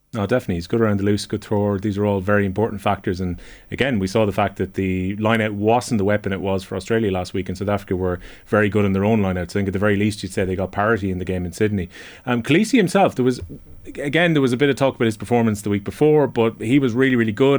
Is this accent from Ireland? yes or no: yes; Ireland; as an Irishman